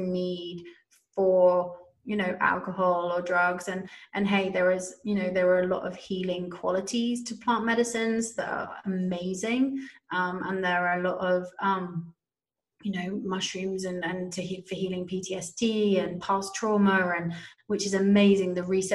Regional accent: United Kingdom; I'm a Brit. I come from a massive drinking culture

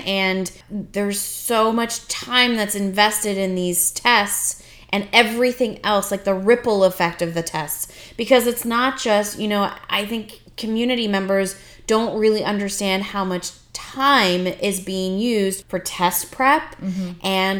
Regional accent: Canada; moved away; I'm, you know, Canadian. I grew up in Canada. I did my university, college, all that mm-hmm. in Canada.

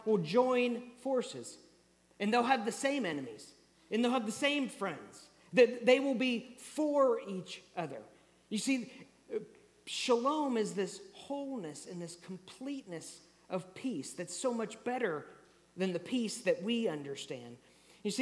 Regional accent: Kansas, United States; moved away; I grew up in Kansas, already mentioned that, and so when I grew up, we experienced tornadoes a lot.

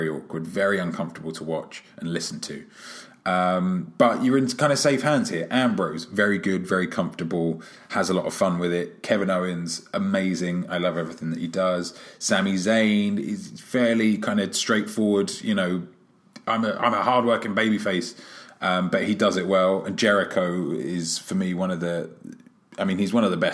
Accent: London, United Kingdom; my hometown, London, England

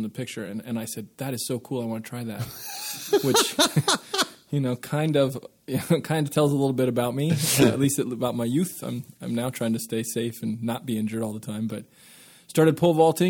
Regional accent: Colorado, United States; also born or lived in Aurora, Colorado; I was born in Colorado, more years ago than I'd like to share, but we lived in the same house that my parents purchased when they moved from Iowa. And then when I was in fifth grade, they bought another house in Aurora, and we moved.

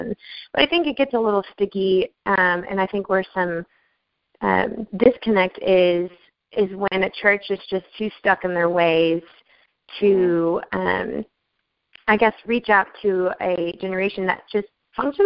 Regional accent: Nashville, Tennessee, United States; I'm from Nashville, Tennessee

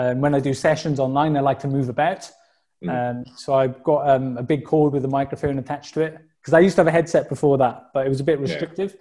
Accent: Welsh, Wales, United Kingdom; also born or lived in Dubai; Being a Welsh person

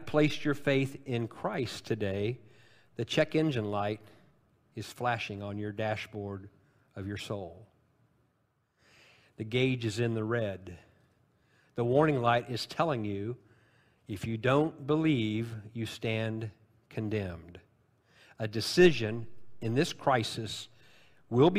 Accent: Illinois, United States; because I'm from Illinois

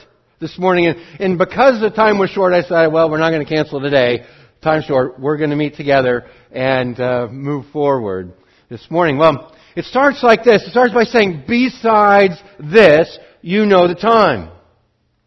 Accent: Montana, United States; now in Oregon, United States; I grew up in Montana

